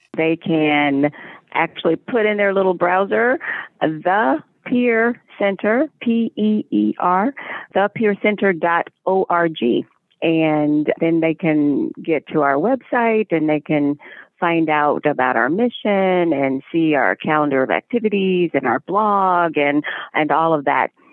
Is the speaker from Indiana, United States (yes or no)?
yes; Indianapolis, Indiana, United States; in the basement of a hospital in Indianapolis, Indiana, that's my hometown